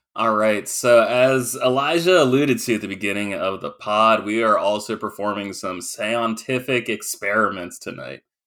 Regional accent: Maine, United States; I grew up in Maine

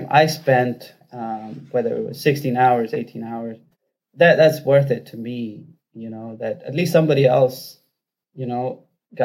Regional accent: Rajasthan, India; now in Detroit, United States; I'm from Rajasthan in India. And I've been in the U.S. since 2003

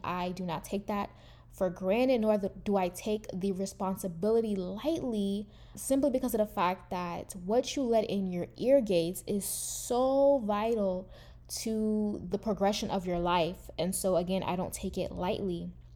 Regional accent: United States; I am a first generation American, meaning that I, from my family, is the first one actually born in the United States

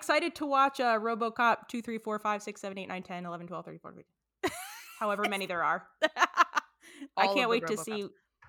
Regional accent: United Kingdom; Number four, as a Brit. As a Brit, that Texan got a pretty foxy.

